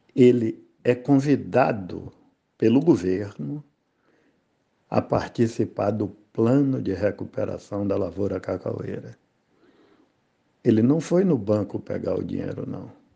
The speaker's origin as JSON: {"language": "Portuguese", "region": "Bahia", "country": "Brazil", "also_born_or_lived": "Rio de Janeiro / Camacan", "moved": "as an adult", "said": "quando eu cheguei no Rio, as pessoas se referiam para mim assim: baiano, vem cá!"}